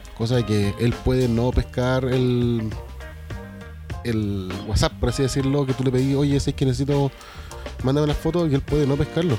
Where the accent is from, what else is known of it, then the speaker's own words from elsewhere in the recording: Chile; nosotros los chilenos